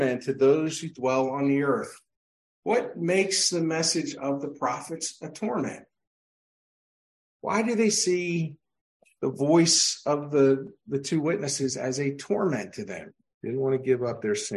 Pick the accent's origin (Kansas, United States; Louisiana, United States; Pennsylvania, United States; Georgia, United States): Pennsylvania, United States; growing up in Pennsylvania